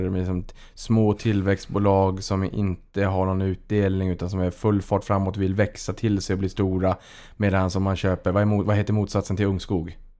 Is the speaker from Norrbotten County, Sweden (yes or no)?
yes; Boden, Norrbotten County, Sweden; moved away; Boden där jag kommer ifrån fanns en rulltrappa